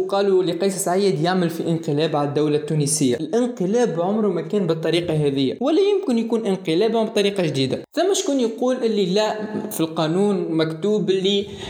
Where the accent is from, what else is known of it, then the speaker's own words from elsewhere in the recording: Tunisia; وانا كتونسي